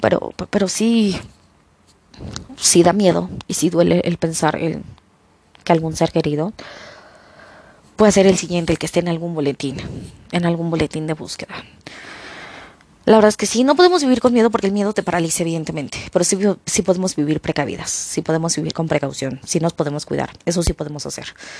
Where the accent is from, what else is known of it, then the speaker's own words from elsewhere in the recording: Mexico; yo hablo por México porque es mi país